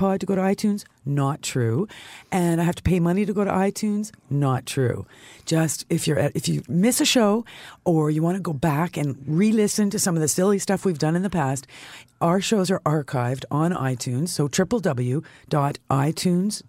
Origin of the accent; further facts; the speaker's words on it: Canada; as a Canadian